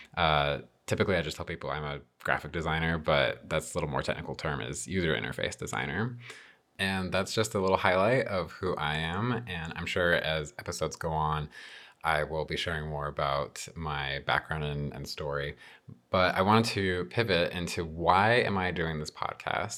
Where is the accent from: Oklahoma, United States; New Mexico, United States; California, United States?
New Mexico, United States; Albuquerque; I was born and raised in New Mexico, uh, specifically the Albuquerque metro area.